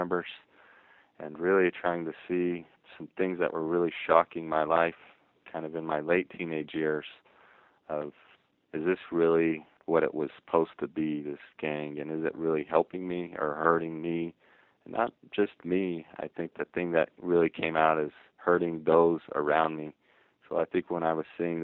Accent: Ogden, Utah, United States; I'm from Ogden, Utah, and so it's not a place in the literature that's typically seen as where gangs are present.

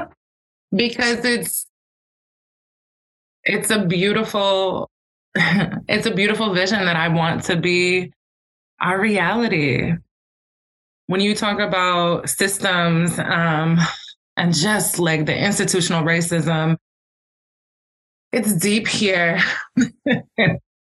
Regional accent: Buffalo, New York, United States; being a kid and growing up on the Lower West Side

